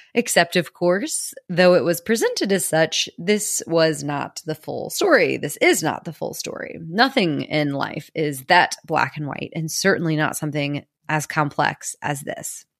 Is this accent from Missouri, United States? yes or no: yes; Missouri, United States; I was born and raised in Missouri